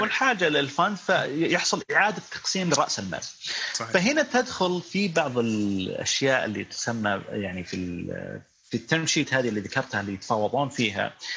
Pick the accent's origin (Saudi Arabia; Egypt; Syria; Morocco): Saudi Arabia; عندنا في السعوديه